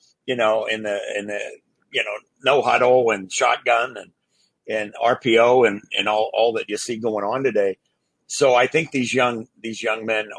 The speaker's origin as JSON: {"language": "English", "town": "Pittsburgh", "region": "Pennsylvania", "country": "United States", "tie": "born or raised there", "said": "I grew up in Pittsburgh"}